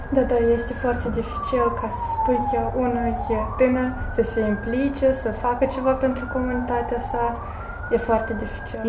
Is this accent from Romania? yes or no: no; Alexandrovca, Moldova; also born or lived in Gangura; Sunt din Alexandrovca, da. Acasă vorbim în vulgară și în rusă.